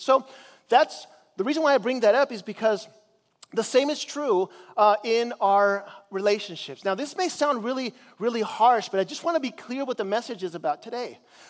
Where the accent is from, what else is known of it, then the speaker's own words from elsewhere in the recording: Chile; because I grew up in Chile as a missionary